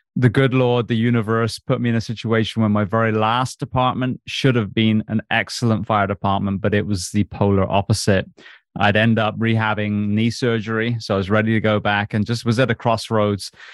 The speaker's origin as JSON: {"language": "English", "region": "England", "country": "United Kingdom", "tie": "born or raised there", "said": "I grew up on a farm in England."}